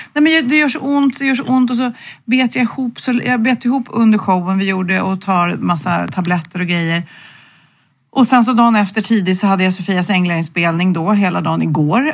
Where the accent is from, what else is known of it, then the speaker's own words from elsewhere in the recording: Sweden; vi svenskar